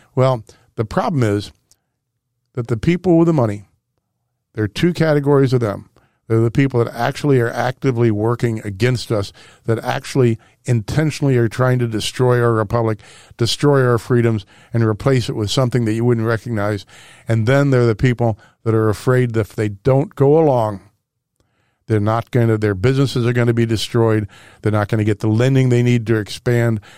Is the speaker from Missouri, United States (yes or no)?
yes; Webster Groves, Missouri, United States; born or raised there